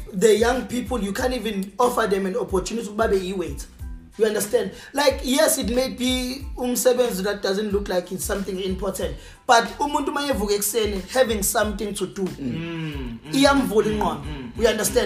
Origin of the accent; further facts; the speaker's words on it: South Africa; as a South African